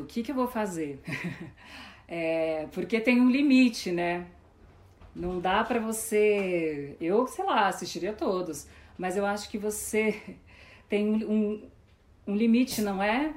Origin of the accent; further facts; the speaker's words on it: Ribeirão Preto, São Paulo, Brazil; eu sou de Ribeirão Preto